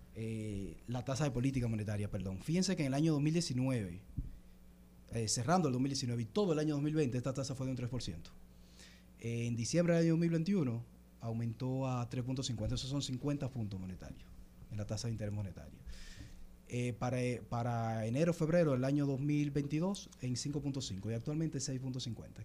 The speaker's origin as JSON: {"language": "Spanish", "town": "Constanza", "region": "La Vega", "country": "Dominican Republic", "moved": "yes", "lives_now": "Santo Domingo, Dominican Republic", "said": "yo soy de Constanza y donde resido, en Santo Domingo."}